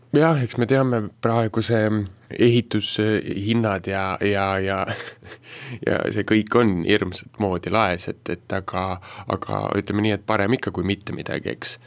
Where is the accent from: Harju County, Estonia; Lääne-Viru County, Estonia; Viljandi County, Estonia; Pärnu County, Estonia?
Viljandi County, Estonia; Viljandi; ma põline viljandlane